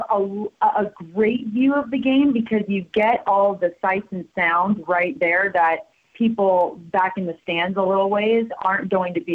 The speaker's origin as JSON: {"language": "English", "town": "El Dorado Hills", "region": "California", "country": "United States", "tie": "born or raised there", "also_born_or_lived": "Tucson, Arizona", "moved": "as an adult", "lives_now": "Bozeman, United States", "said": "I grew up in a town outside of Sacramento called El Dorado Hills, California"}